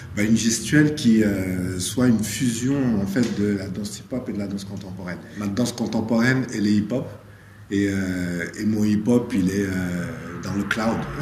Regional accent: Senegal; je suis né au Sénégal, donc on a une danse traditionnelle qui est très aérienne aussi

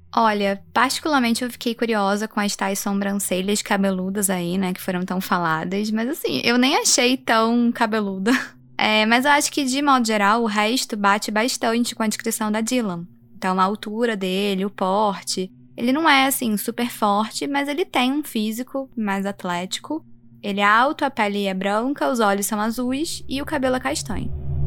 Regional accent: Brazil; also born or lived in United States; como brasileira

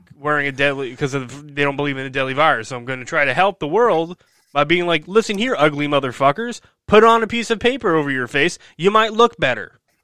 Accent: New Jersey, United States; in my home state of New Jersey here.

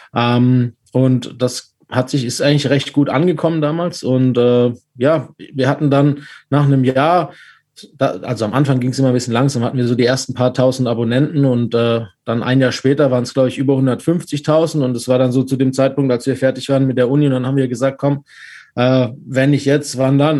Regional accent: Stuttgart, Baden-Württemberg, Germany; Ich bin aus Stuttgart und auch VfB-Fan

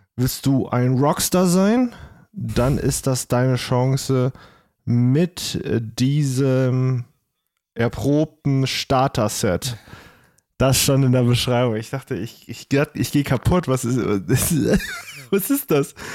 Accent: Trier, Rhineland-Palatinate, Germany; ich komme aus Trier.

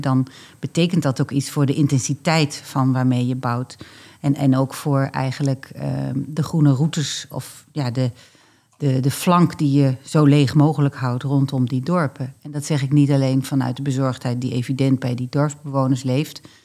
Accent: Drenthe, Netherlands; also born or lived in Groningen, Netherlands (born); Mag ik als Drent wel zeggen

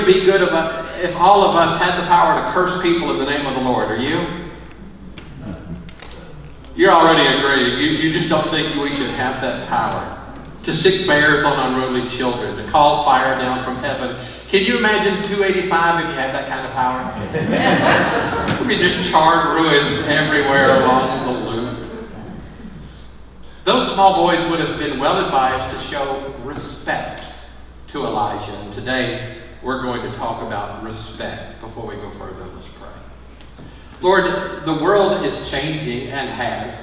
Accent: Mississippi, United States; moved away as an adult; now in Indiana, United States; I vividly remember in Mississippi being with my father and a black man named Ray Yarbrough

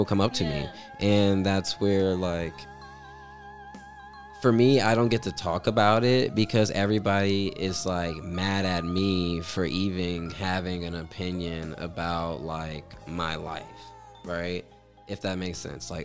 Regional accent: Atlanta, Georgia, United States; I'm still from Atlanta, Georgia.

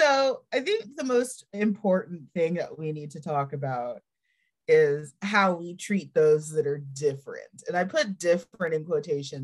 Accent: Dallas, Texas, United States; I grew up in Dallas, Fort Worth

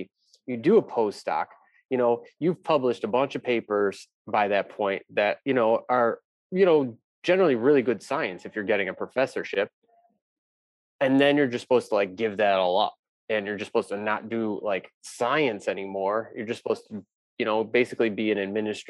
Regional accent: Valparaiso, Indiana, United States; I grew up in Valparaiso

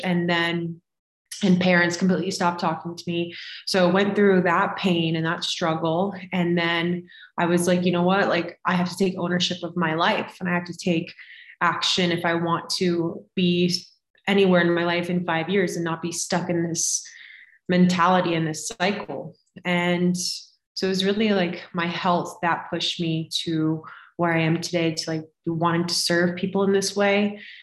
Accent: Florida, United States; now in Colorado, United States; I live in Colorado currently. I'm originally from Florida

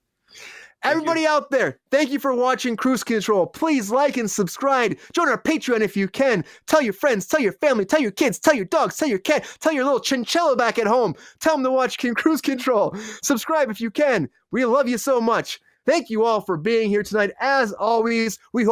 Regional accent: Michigan, United States; I know we're all here from Michigan.

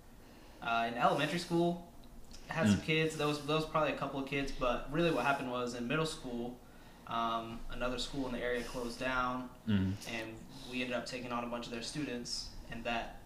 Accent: Durham, North Carolina, United States; I am 24 years old, also from the great city of Durham, North Carolina

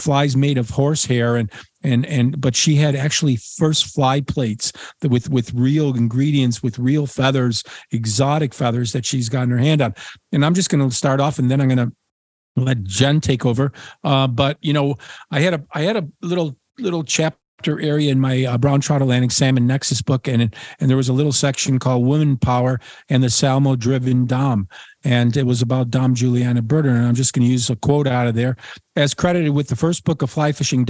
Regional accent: Cornwall, South West England, United Kingdom; I'm from Cornwall, and we call it Treatise.

